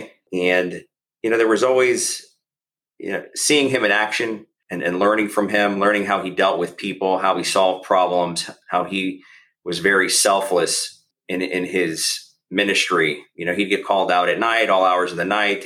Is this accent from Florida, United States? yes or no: yes; Tampa, Florida, United States; also born or lived in Chicago / Fort Walton Beach, Florida / New Orleans; now in Sarasota, United States; I grew up in Tampa predominantly, but I was born in Chicago